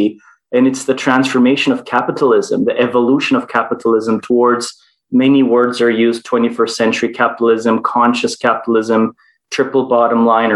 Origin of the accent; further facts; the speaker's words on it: Istanbul, Turkey; also born or lived in Toronto, Canada; I was born in Canada and Toronto, raised most of my life in Istanbul, Turkey